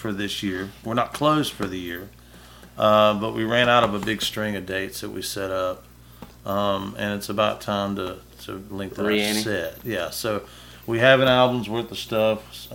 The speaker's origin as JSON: {"language": "English", "town": "Starkville", "region": "Mississippi", "country": "United States", "tie": "born or raised there", "said": "my hometown"}